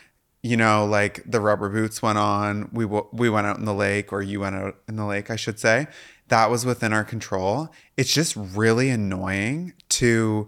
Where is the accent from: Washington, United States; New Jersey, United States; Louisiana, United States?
Washington, United States; Yeah, I grew up in Washington State.